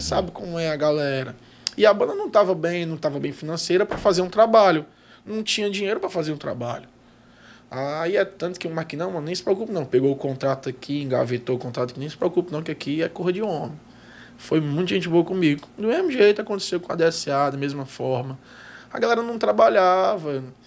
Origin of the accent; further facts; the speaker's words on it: Ceará, Brazil; eu sou original do Ceará